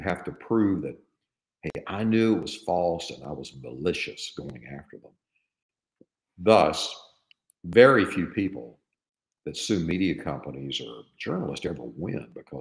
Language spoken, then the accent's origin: English; East Texas, United States; I grew up in East Texas